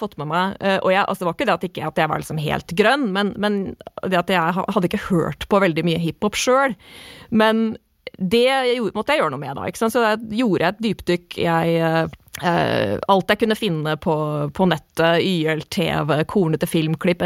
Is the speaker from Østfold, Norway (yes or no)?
yes; Moss, Østfold, Norway; Jeg er mossing.